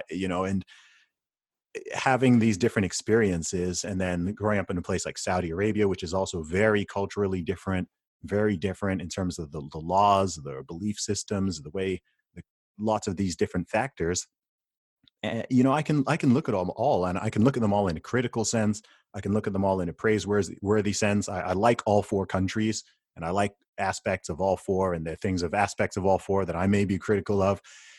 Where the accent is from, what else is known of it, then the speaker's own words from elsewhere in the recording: United Kingdom; born there; So my family background is originally from Nigeria. I was born in the UK. I'm a British citizen. I live in the UK.